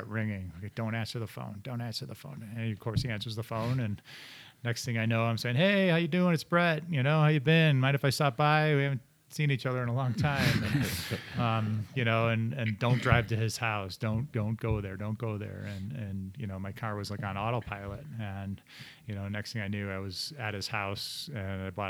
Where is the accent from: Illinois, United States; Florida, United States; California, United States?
Illinois, United States; Chicago; moved away; also born or lived in Michigan; I grew up in Chicago and that's where all my friends and family were